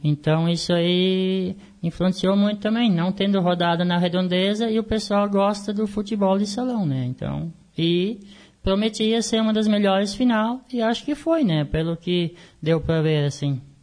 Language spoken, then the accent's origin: Portuguese; Canguçu, Rio Grande do Sul, Brazil; nascido e criado no Canguçu